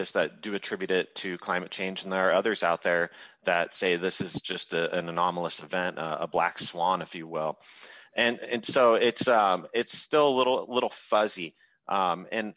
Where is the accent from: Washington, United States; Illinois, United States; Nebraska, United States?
Washington, United States; Seattle area; moved away; being a kid of the Northwest, I grew up in the Seattle area